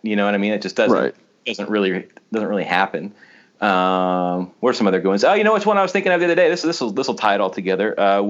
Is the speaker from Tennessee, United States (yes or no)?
no; Tallahassee, Florida, United States; so I grew up in Tallahassee